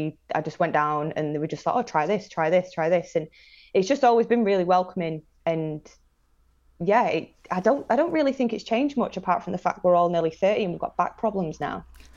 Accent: Manchester, North West England, United Kingdom; also born or lived in Salford / Blackpool; Yeah, so I'm originally from Manchester for 10 years of my life, and then moved to North Shore, Blackpool, when I was a kid, to a hotel

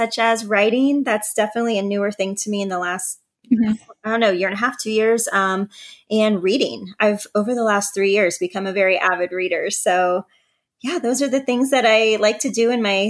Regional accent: Northwest Ohio, United States; I also live in Ohio, but in the Northwest part

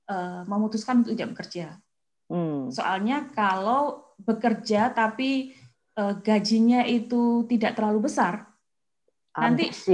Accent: Kediri, East Java, Indonesia; Kediri betul.

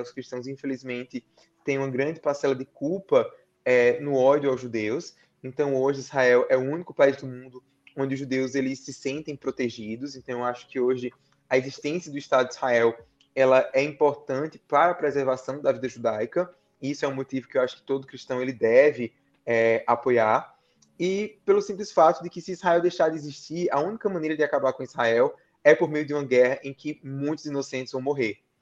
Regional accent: Campina Grande, Paraíba, Brazil; Eu sou de Campina Grande, Paraíba

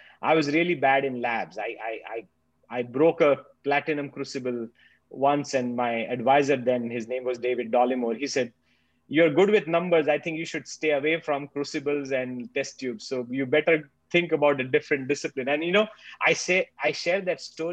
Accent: Nashik, Maharashtra, India; moved away as an adult; now in Australia; I'm a pharmacist by training from India. I grew up in Nasik

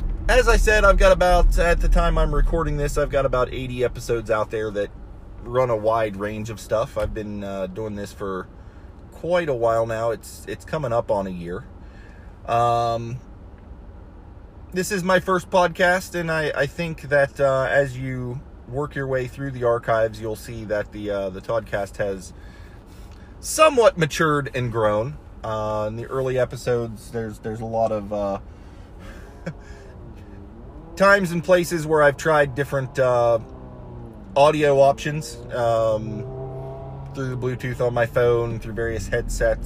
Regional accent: Ohio, United States; moved away as an adult; also born or lived in Florida; I grew up in Ohio

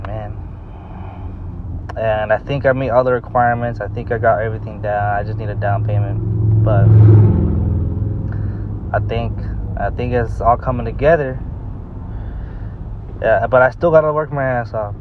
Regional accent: United States; we're born in the United States and we're American

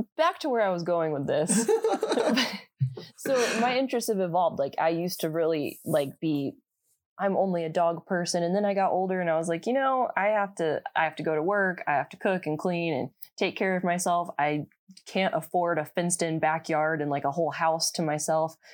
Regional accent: Indiana, United States; I'm from Indiana

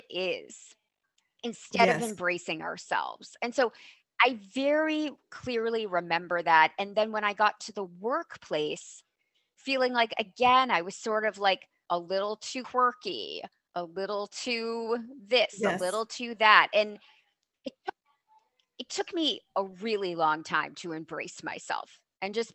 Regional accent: New Jersey, United States; moved away; I grew up in New Jersey and on the East Coast

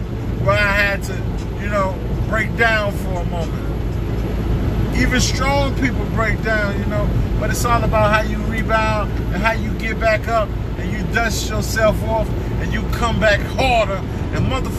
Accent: St. Louis, Missouri, United States; I'm from St. Louis

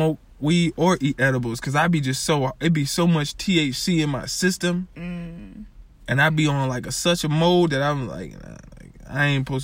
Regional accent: Springfield, United States; We're from Springfield

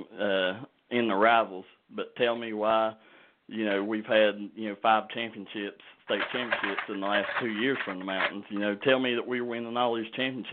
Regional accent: Kentucky, United States; like we do here in Kentucky

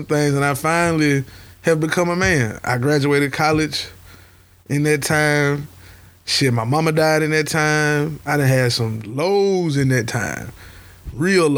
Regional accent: United States; I'm an American native

